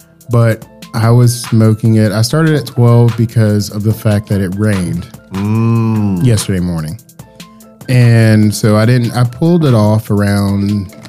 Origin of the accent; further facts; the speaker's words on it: Augusta, Georgia, United States; When I grew up in Augusta